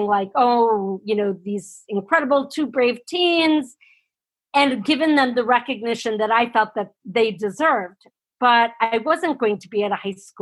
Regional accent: Wisconsin, United States; I'm a girl from Wisconsin.

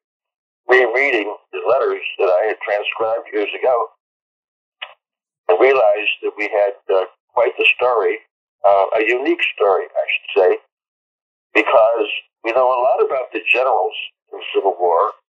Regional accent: Cleveland, Ohio, United States; Born and raised in Northern Ohio, suburbs of Cleveland.

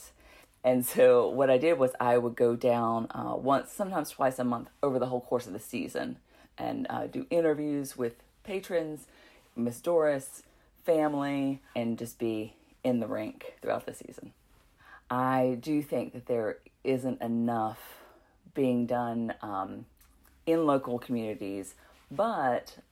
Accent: Walnut Cove, North Carolina, United States; I grew up in Walnut Cove, North Carolina, which is also in Stokes County

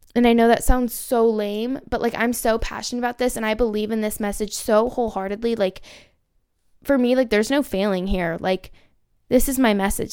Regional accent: Orange County, California, United States; I'm from Orange County, California.

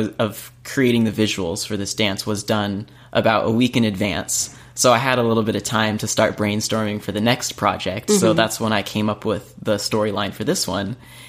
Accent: Huntington Beach, California, United States; So I'm from California, Huntington Beach

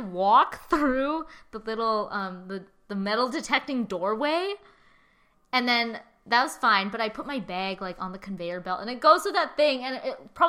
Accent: northern Chinese city near Beijing, northern China, China; now in Edmonton, Canada; it's also really cold in my hometown

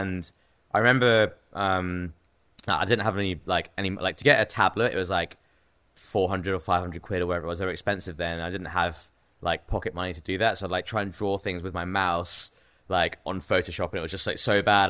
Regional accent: Cambridge, East of England, United Kingdom; moved away as an adult; also born or lived in New York City / Bangladesh (parents); now in London, United Kingdom; I grew up in England, yeah. I was born in Cambridge, in England, which is like a small university town, probably like an hour out of London. So I was born there.

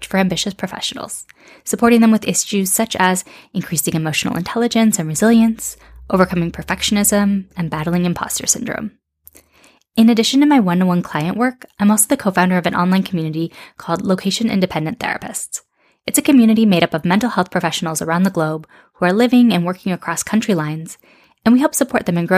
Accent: Seattle, Washington, United States; moved away as an adult; also born or lived in Madrid, Spain / Amsterdam, Netherlands; I grew up in Seattle in the US, but moved to Spain in my mid-20s.

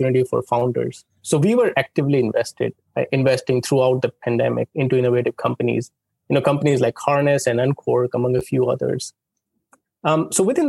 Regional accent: India; moved away; I grew up in India

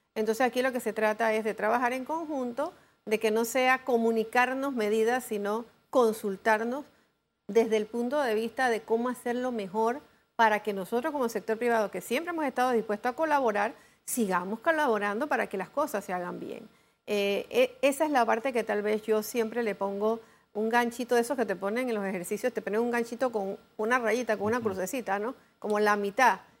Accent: Panama; como panameños

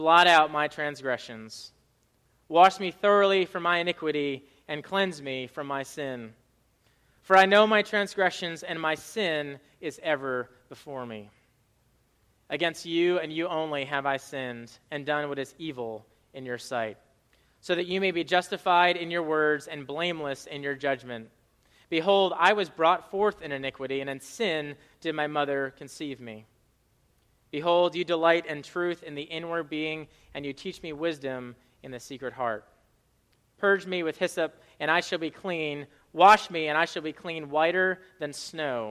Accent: Rhode Island, United States; I grew up in Rhode Island

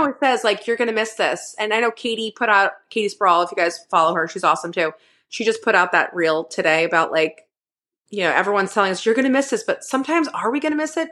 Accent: Northeast, United States; moved away; I grew up in the Northeast where it was, you can't go outside, it's fucking negative forty degrees

